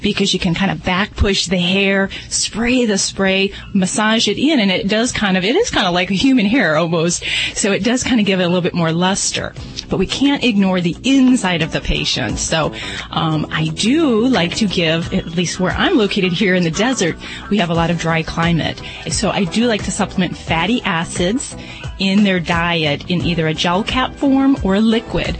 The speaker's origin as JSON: {"language": "English", "region": "Indiana", "country": "United States", "said": "I'm from Indiana, too"}